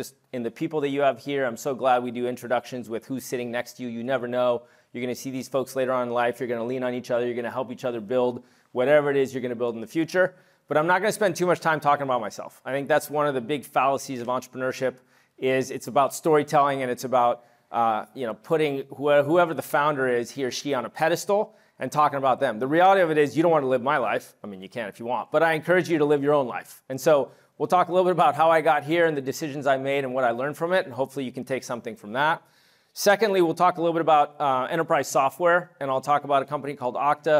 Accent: New York City, New York, United States; also born or lived in Montreal / Toronto / London / Paris; now in California, United States; I was born in New York City. I lived in Montreal, Toronto, and London as a kid. I moved back to New York. I went to high school in Paris. My dad's French.

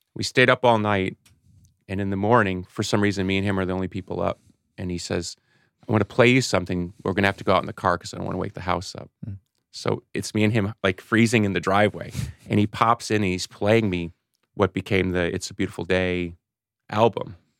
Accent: Chicago, Illinois, United States; I was born in Chicago

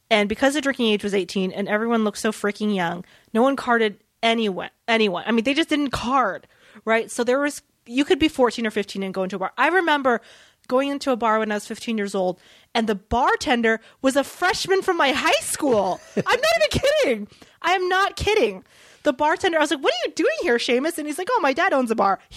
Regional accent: the South, United States; experienced growing up in the South.

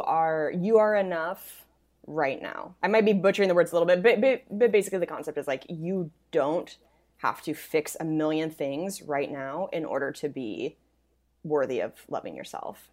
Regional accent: Spokane, Washington, United States; moved away; my hometown, Spokane.

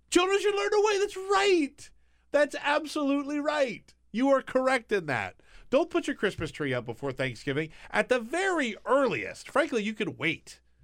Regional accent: South Carolina, United States; moved away; I'm from South Carolina

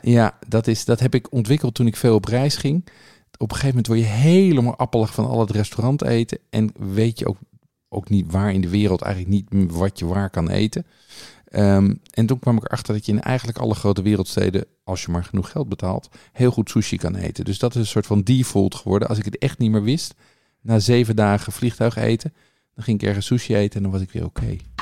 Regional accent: Bilthoven, Utrecht, Netherlands; moved away; ik heb dus met een van de broertjes Niemeyer op de lagere school gezeten

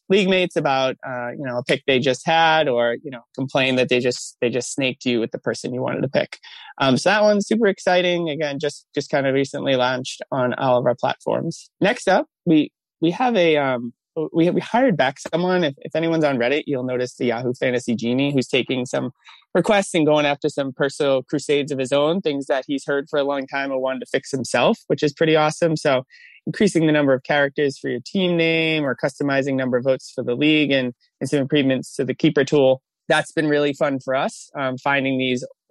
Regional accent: Massachusetts, United States; moved away as an adult; now in Bay Area, United States; I'm from Massachusetts. We live in the Bay Area now

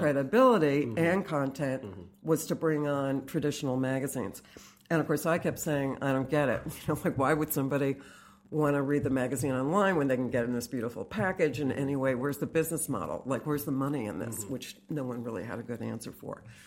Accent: Fairfield, Connecticut, United States; I grew up in Fairfield, Connecticut

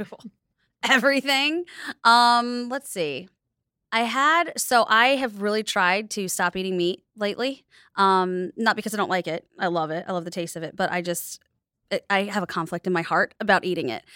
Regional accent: United States; I grew up in the United States

